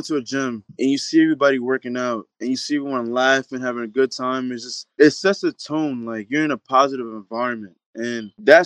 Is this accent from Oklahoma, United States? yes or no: no; Long Island, New York, United States; I'm from Long Island, New York